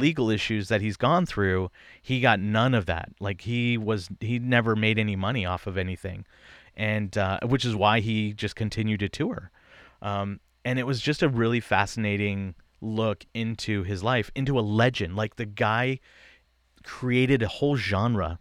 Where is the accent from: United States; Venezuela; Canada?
United States; East Bay, Bay Area, California; I grew up in the East Bay of, of the Bay Area